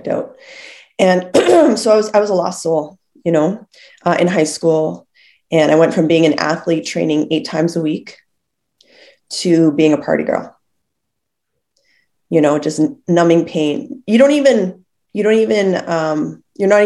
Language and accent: English; Lethbridge, Alberta, Canada; I was born in Lethbridge.